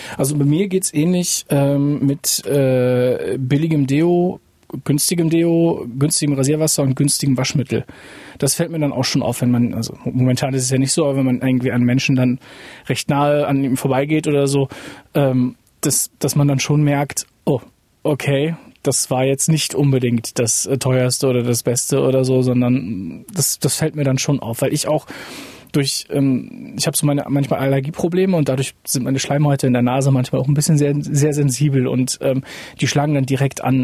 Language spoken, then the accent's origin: German; Lingen, Lower Saxony, Germany; moved away; Lingen ist eigentlich Stadtgebiet. Wir wohnen, ich bin am Stadtrand aufgewachsen